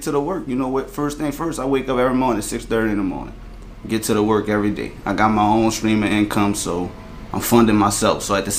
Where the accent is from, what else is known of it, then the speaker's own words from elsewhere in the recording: LaPlace, Louisiana, United States; also born or lived in New Orleans, Louisiana; I'm from New Orleans. Well, actually, I'm from metropolitan area in New Orleans. I'm actually from La Place, Louisiana. That's St. John Parish. You know what I'm saying? But I went to school in New Orleans and fuck with everybody in New Orleans, but I ain't technically from the city.